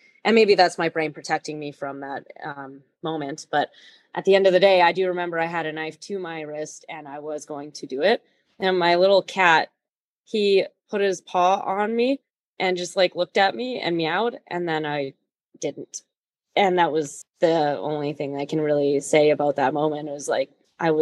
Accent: Prince George, British Columbia, Canada; moved away; also born or lived in Edmonton; I grew up in Prince George, BC.

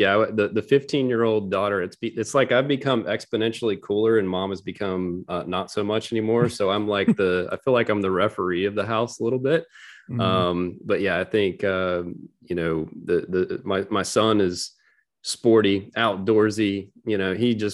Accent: Florida, United States; Yeah, sure. So I grew up in Northwest Florida.

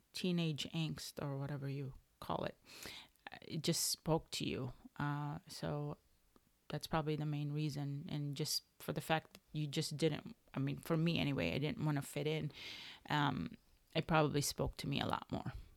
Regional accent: Chicago, Illinois, United States; I would take the bus growing up in Chicago in high school

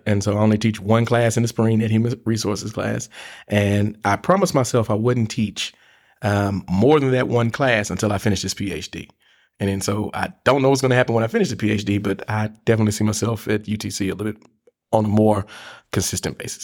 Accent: Memphis, Tennessee, United States; moved away as an adult; now in Chattanooga, United States; I'm originally from Memphis, Tennessee. Came here to, in two thousand and four to go to the University of Tennessee at Chattanooga.

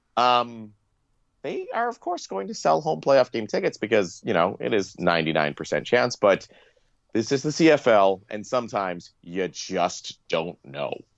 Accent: Ontario, Canada; now in Regina, Canada; I'm from Ontario

